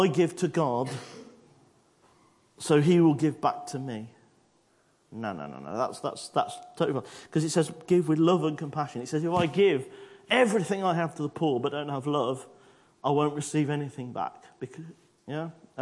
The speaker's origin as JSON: {"language": "English", "country": "United Kingdom", "said": "I'm British"}